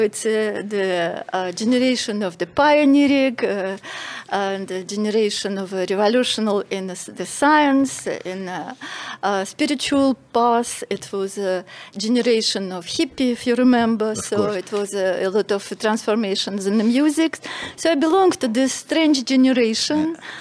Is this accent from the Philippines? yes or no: no; Russia; moved away as an adult; now in Malta; I'm from Russia